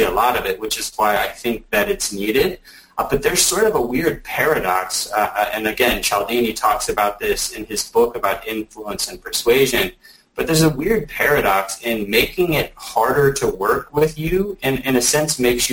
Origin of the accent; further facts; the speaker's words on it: Alabama, United States; now in Atlanta, United States; I'm from Alabama. I live in Atlanta.